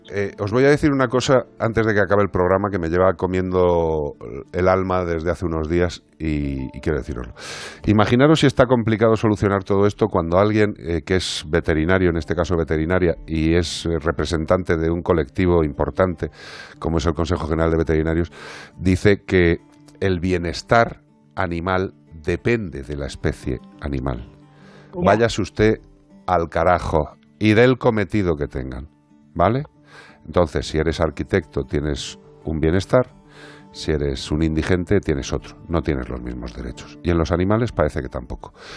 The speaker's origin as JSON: {"language": "Spanish", "region": "Galicia", "country": "Spain", "said": "soy gallego"}